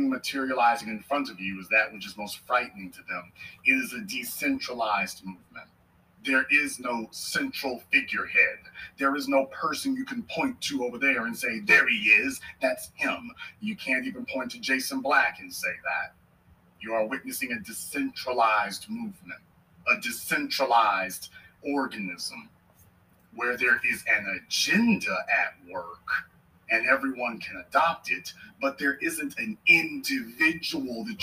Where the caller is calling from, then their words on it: Jacksonville, Florida, United States; I'm calling from Jacksonville, Florida.